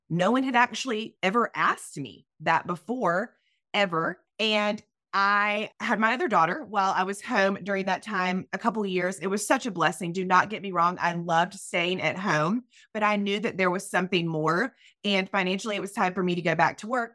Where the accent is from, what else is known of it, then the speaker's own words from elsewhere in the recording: Myrtle Beach, South Carolina, United States; moved away; I am originally from Myrtle Beach, South Carolina. I'm a Southern girl